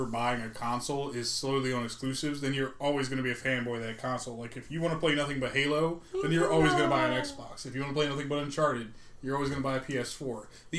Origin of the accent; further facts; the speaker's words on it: United States; we're American